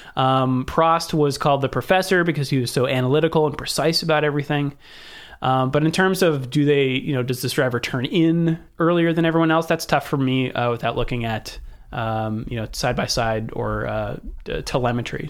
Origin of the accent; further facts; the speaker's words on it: Northern California, United States; I'm from Northern California and not twenty-seven